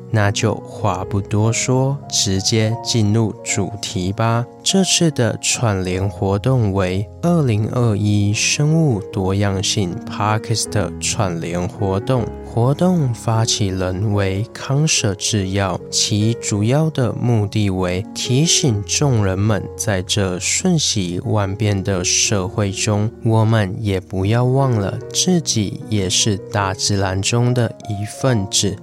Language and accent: Chinese; Taiwan; 我们台湾人